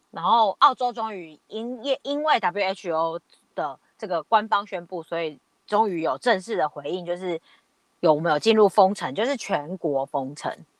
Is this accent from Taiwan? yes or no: yes; Taiwan; now in Australia